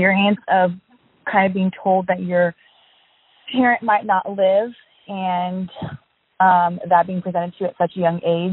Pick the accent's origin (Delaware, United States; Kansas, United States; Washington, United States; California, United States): Washington, United States; Seattle; I grew up in Seattle, Washington